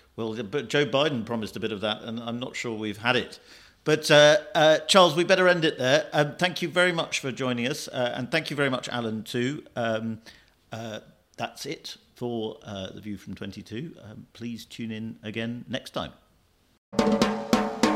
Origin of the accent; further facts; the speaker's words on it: United Kingdom; as a Brit, as an outsider